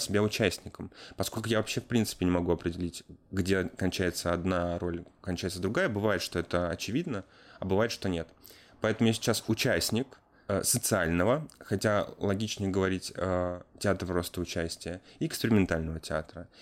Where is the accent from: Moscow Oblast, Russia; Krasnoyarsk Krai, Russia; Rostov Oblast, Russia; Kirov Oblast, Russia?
Moscow Oblast, Russia; Chekhov; Я сам из Московской области, город Чехов